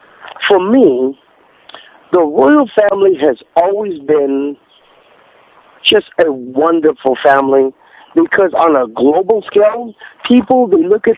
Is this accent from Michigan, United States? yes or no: no; California, United States; growing up in California